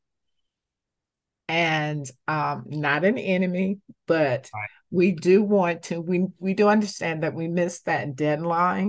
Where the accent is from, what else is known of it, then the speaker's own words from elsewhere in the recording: North Carolina, United States; now in Georgia, United States; I'm originally from North Carolina.